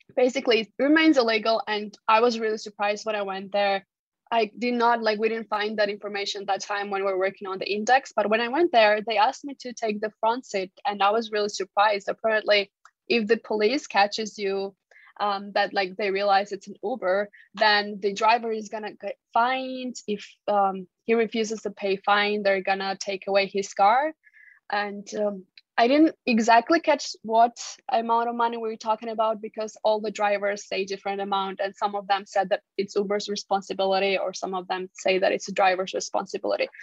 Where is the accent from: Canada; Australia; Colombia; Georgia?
Georgia